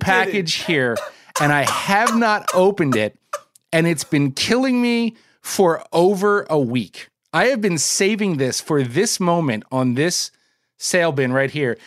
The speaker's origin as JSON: {"language": "English", "region": "New Jersey", "country": "United States", "tie": "born or raised there", "said": "my home state of New Jersey"}